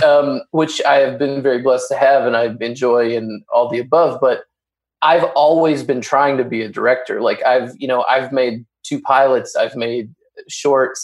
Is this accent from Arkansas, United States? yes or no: yes; Arkansas, United States; I'm from Arkansas